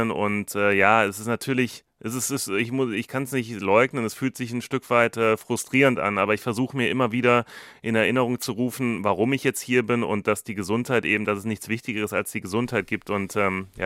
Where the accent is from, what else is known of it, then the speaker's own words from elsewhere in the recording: Germany; now in India; dass wir nicht alleine als Deutsche dort in Indien sind.